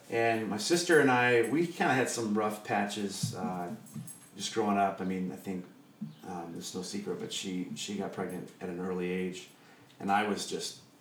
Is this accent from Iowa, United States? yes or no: yes; Des Moines, Iowa, United States; I am from Des Moines. Okay. I, am from the east side of Des Moines, and my parents pastored a Pentecostal church on the east side.